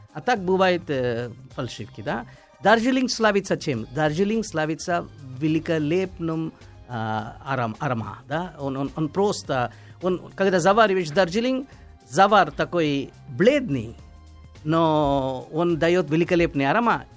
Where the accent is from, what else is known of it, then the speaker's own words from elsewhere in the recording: India; moved away; я из Индии